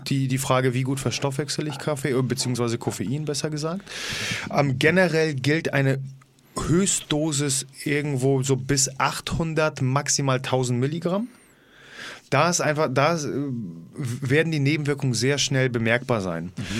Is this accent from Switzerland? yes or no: no; Poland; Für mich als Pole